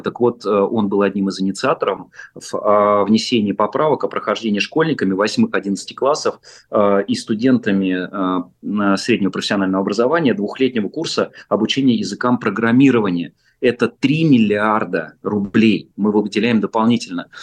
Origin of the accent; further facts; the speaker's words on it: Chkalovsky, Moscow Oblast, Russia; я как э, э, коренной, по сути дела, житель поселка Чкаловский, Щелковского района, совсем рядом со Звездным городком